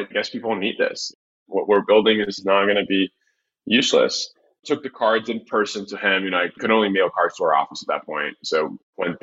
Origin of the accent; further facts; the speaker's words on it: Brazil; moved away; I come from Brazil